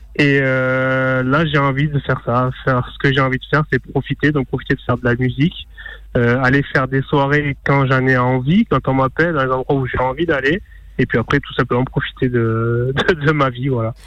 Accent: Narbonne, Occitania, France; je suis de Narbonne

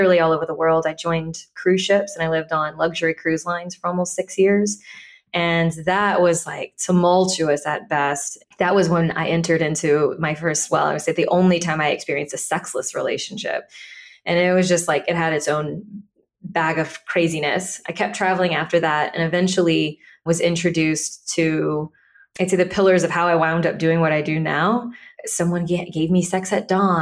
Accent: Deep South Louisiana, United States; I grew up in Deep South Louisiana

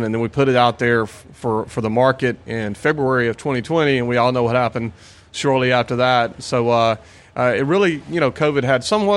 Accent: Pensacola, Florida, United States; We're from Pensacola

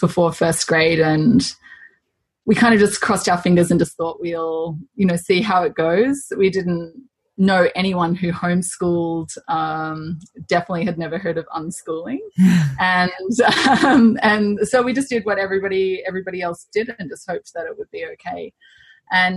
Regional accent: Australia; moved away as an adult; also born or lived in Zambia / Chile; now in Toronto, Canada; we're Australian. But we have lived quite a nomadic life since we've had children. So we left Australia when our eldest was 12 weeks old

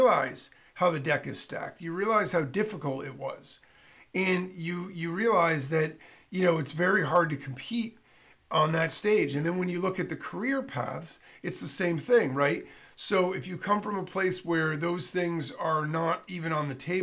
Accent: northern Connecticut, United States; I grew up in Connecticut. And Connecticut's a funny state because I grew up in the northern part of the state.

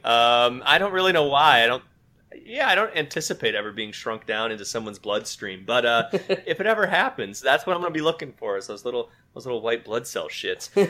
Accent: West Michigan, United States; now in Maryland, United States; I am also from West Michigan. Uh, I now live in Maryland, just outside of Washington, D.C.

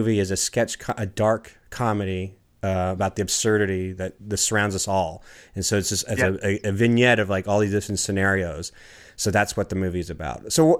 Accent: Washington, District of Columbia, United States; I grew up in Washington, D.C. in the 90s

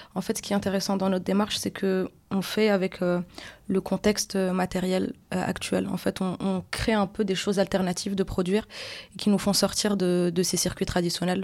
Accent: Casablanca, Casablanca-Settat, Morocco; moved away; also born or lived in Paris / Belgium; je viens de Casablanca, du coup c'est une assez grosse ville avec beaucoup de taxis

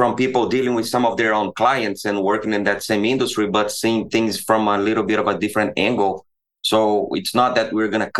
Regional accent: the Midwest, Central-West, Brazil; moved away as an adult; also born or lived in Belo Horizonte; now in Iowa, United States; I grew up in Brazil, in the Midwest from Brazil. In Brazil, I lived in different cities, but that's where I am from.

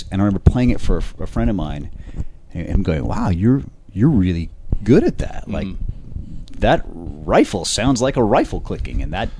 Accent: Seattle, Washington, United States; And because I grew up in Seattle, which was very close to the Canadian border

